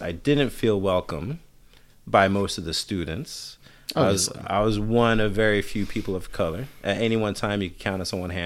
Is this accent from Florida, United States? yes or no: no; New York City, New York, United States; moved away; also born or lived in Pennsylvania / Oakland, California; I'm from New York